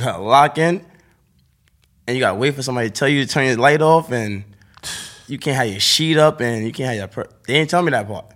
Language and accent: English; New York City, New York, United States; I'm from Harlem